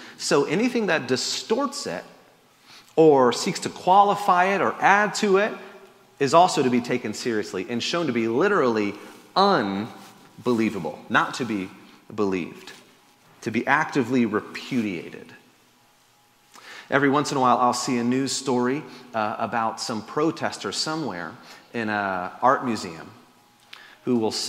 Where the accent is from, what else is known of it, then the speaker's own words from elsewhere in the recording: Florida, United States; born there; I guess I was born in Florida, so I can't.